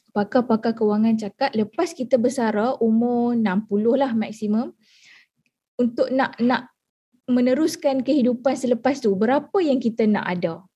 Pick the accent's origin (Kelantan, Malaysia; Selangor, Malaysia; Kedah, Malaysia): Kedah, Malaysia; Alor Setar; Saya berasal daripada Alustar Kedah